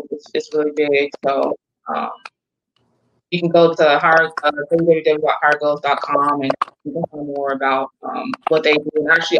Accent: Norfolk, Virginia, United States; Well, first, I'm originally from Norfolk, Virginia. Okay. So that's where I'm from.

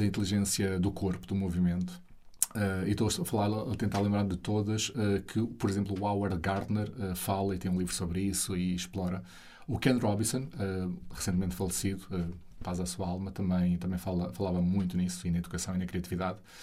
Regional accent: Alpiarça, Santarém District, Portugal; sair de casa dos meus pais, onde eu cresci, ali em Alpiarça, perto de Santarém

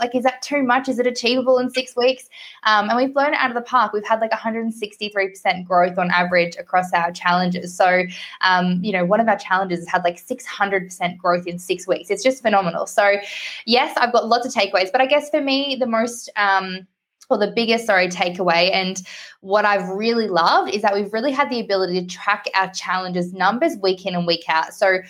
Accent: Australia; I got to be born in Australia and that I'm Australian

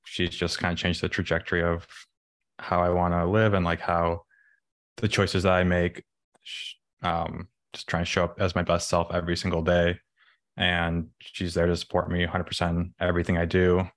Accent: Chicago, Illinois, United States; I was born in the city, grew up in the suburbs, went to college in Illinois, um, and then moved back to the city

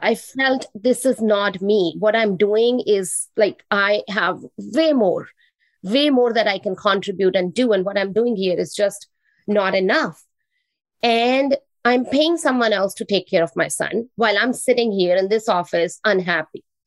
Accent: New Delhi, Delhi, India; English is a second language; now in Canada; I am originally from India. I was born in New Delhi, the capital of India. And I moved to Canada 21 years back.

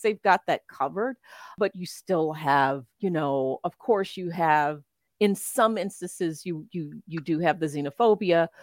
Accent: Memphis, Tennessee, United States; moved away as an adult; now in Switzerland; I am from Memphis, Memphis, Tennessee

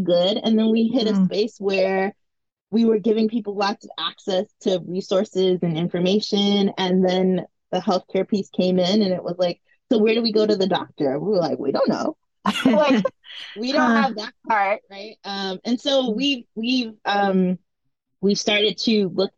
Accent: New York City, New York, United States; the sex education we did not have as young Black girls growing up in Brooklyn, New York.

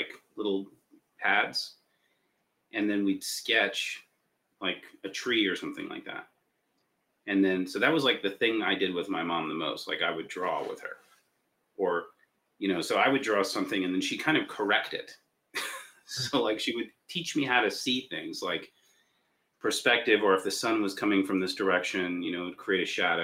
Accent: Los Angeles, California, United States; I was born in LA. I was born in Hollywood, and my mom worked as an animator.

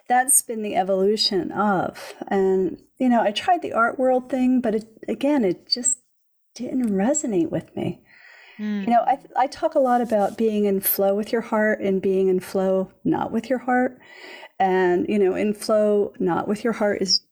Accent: Philadelphia, Pennsylvania, United States; I grew up in Philadelphia in the city

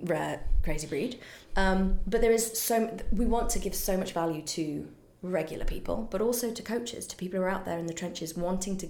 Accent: United Kingdom; I'm British

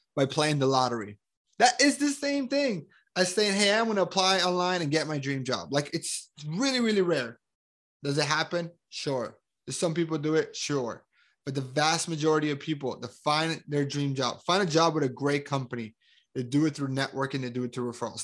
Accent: Colombia; I am from Colombia. I'm super proud of me being Colombian

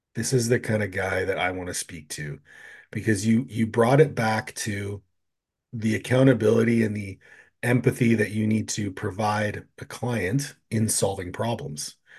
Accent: Canada; I'm from Canada

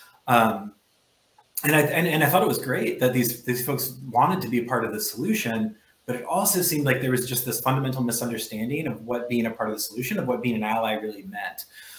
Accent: Midwest, United States; born there; also born or lived in South; now in Baltimore, United States; I am a Midwesterner by birth. I am a Southerner by history, I suppose, and currently a Baltimorean.

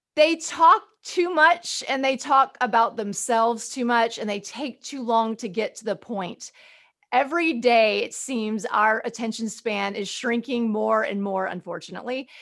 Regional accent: Birmingham, Alabama, United States; growing up in Birmingham, Alabama

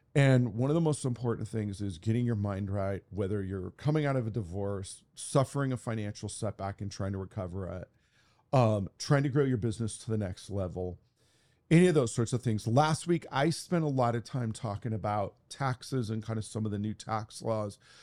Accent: Santa Monica, California, United States; Santa Monica is my hometown

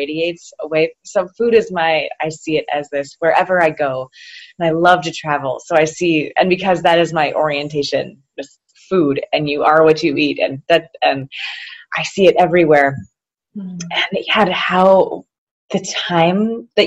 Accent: Naples, New York, United States; I grew up taking for granted, Naples is my hometown, that grape pies are a thing.

